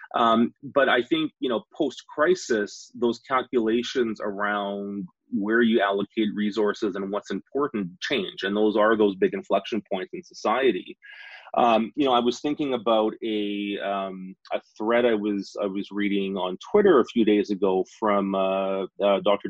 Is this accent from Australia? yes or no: no; Saskatchewan, Canada; I grew up in Saskatchewan. I'm a Western Canadian